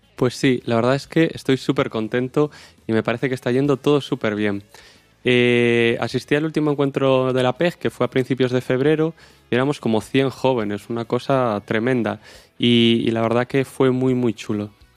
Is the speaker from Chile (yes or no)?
no; O Porriño, Galicia, Spain; soy de Porriño